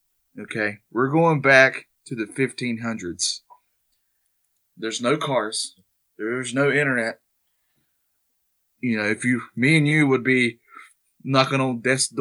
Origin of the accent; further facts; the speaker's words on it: North Carolina, United States; That's my home state. I love this state. But, you know, we have mountains, which is where I'm closer to.